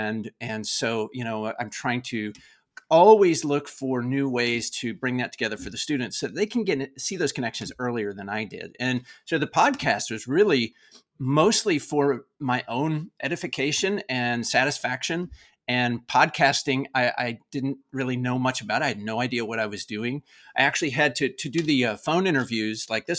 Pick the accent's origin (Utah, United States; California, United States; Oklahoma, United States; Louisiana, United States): Oklahoma, United States; I grew up in Oklahoma in the United States. I actually grew up on a racehorse ranch in Oklahoma.